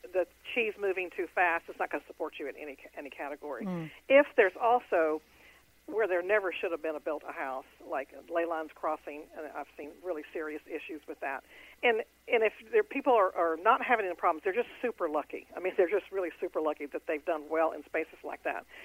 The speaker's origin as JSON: {"language": "English", "town": "Houston", "region": "Texas", "country": "United States", "tie": "born or raised there", "said": "I'm in Houston. That's my hometown."}